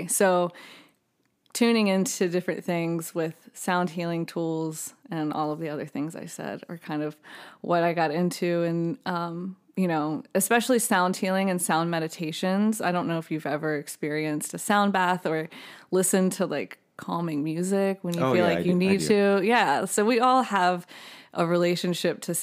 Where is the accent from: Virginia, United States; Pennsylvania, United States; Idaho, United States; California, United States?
Virginia, United States; Virginia Beach; moved away as an adult; now in Nashville, United States; I grew up in Virginia Beach